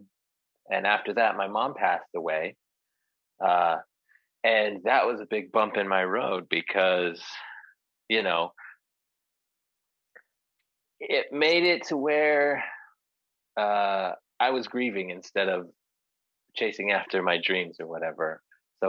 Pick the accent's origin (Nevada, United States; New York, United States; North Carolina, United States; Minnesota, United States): Nevada, United States; Ely; now in Las Vegas, United States; I'm from Ely, Nevada. It's a tiny little town in Nevada